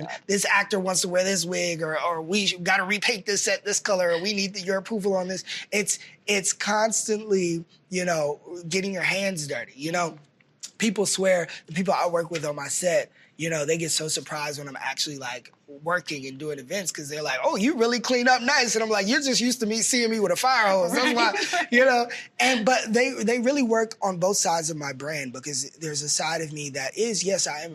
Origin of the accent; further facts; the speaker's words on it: Texas, United States; I grew up in Texas